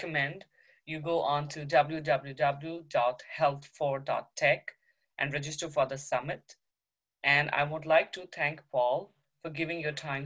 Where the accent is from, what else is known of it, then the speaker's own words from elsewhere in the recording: India; moved away as an adult; also born or lived in United States; now in Ottawa, Canada; I'm a doctor from India